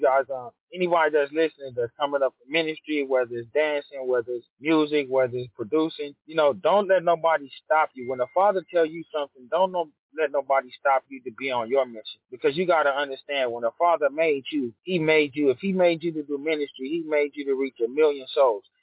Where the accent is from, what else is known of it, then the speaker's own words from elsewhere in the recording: Los Angeles, California, United States; also born or lived in Ontario, California; I grew up South Central